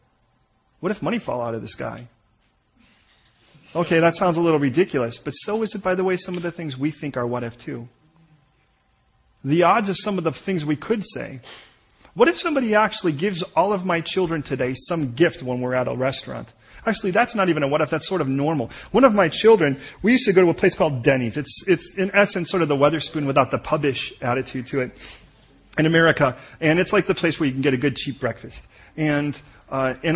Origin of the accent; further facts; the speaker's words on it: United States; moved away as an adult; now in England; we're American.